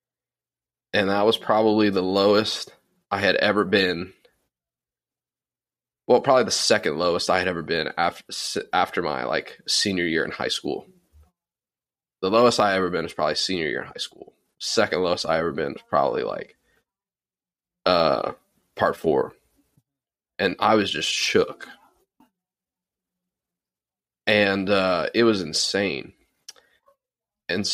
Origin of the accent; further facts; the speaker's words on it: Louisiana, United States; moved away as an adult; I didn't want to move back to my hometown